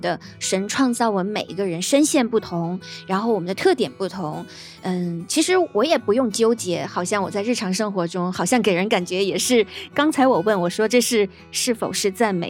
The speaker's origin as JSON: {"language": "Chinese", "country": "China", "said": "我们在国内"}